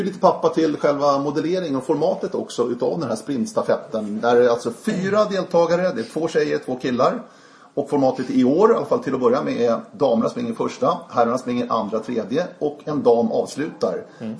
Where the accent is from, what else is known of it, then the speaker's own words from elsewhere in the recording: Sweden; oss svenska orienterare med ett SM här, eller ett SM, ett VM här hemma i Sverige